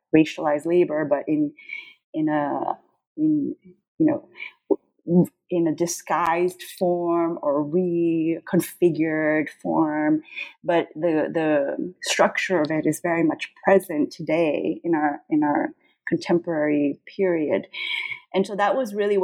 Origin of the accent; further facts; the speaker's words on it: São Paulo, Brazil; moved away; also born or lived in New York / California; I was born in Sao Paulo, Brazil